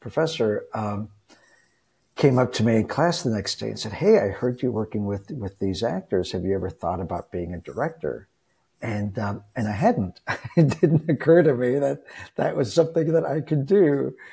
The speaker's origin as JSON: {"language": "English", "region": "Texas", "country": "United States", "tie": "born or raised there", "said": "I grew up in Texas"}